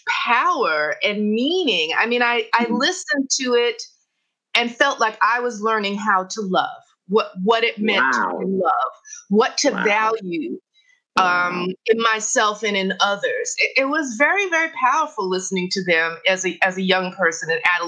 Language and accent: English; New York City, New York, United States; I grew up in the Bronx with parents who were very interested in music